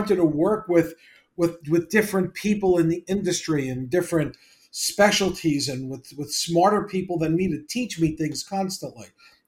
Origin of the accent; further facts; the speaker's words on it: New York, United States; I'm from New York and Long Island